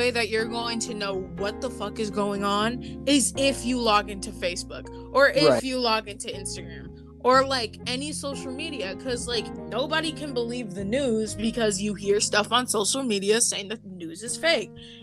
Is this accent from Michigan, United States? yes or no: yes; Grand Rapids, Michigan, United States; moved away; Grand Rapids and like my hometown